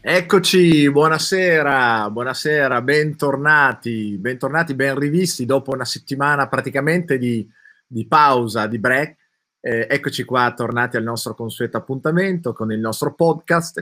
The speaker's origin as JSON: {"language": "Italian", "town": "Turin", "region": "Piedmont", "country": "Italy", "said": "io sono di Torino"}